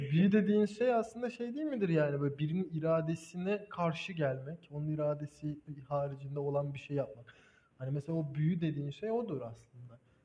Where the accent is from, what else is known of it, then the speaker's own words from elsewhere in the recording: Black Sea Region, Turkey; ben Karadenizliyim